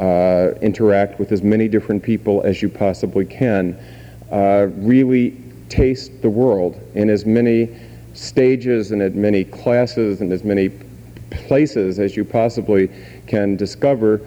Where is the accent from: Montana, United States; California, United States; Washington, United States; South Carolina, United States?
Washington, United States; Tacoma; I grew up part of the time in Tacoma, Washington, where my grandmother still lives